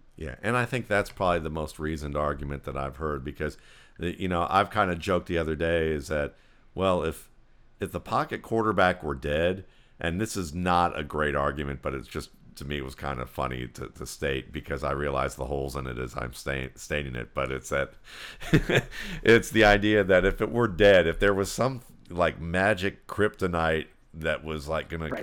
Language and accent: English; Cleveland, Ohio, United States; I grew up in Cleveland